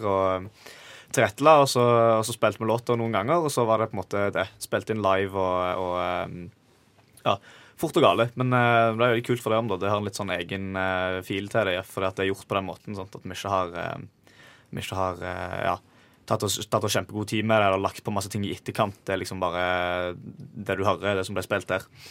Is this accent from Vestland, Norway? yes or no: no; Stavanger, Rogaland, Norway; jeg er jo fra, fra Stavanger